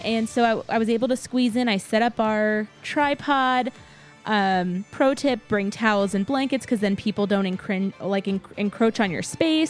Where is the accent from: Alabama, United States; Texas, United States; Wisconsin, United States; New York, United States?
Texas, United States; San Antonio; moved away; I grew up in San Antonio and lived there most of my life